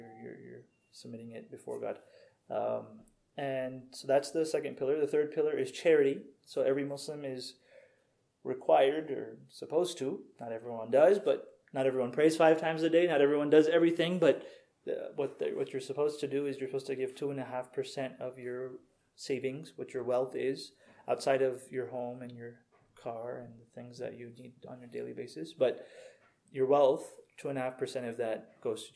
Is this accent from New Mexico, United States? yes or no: no; Houston, Texas, United States; now in Redmond, United States; My parents are from Pakistan originally. I was born in Houston.